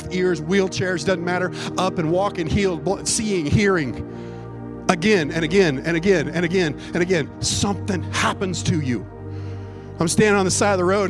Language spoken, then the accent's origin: English; United States; we're from America. We're not from Mexico.